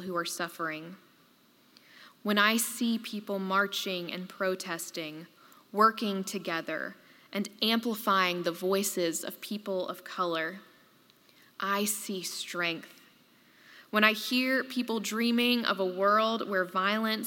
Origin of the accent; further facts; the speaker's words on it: Tuscaloosa, Alabama, United States; in my hometown, Governor George Wallace stood in front of the doors to Foster Auditorium at the University of Alabama